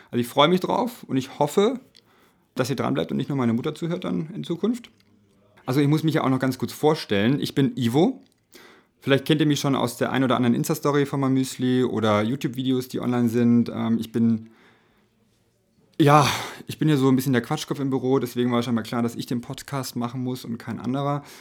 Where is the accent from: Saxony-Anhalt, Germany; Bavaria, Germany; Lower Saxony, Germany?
Bavaria, Germany; also aus Bayern, die sind ja aus Niederbayern, ich bin aus Franken, also ja praktisch Nachbarn, ja.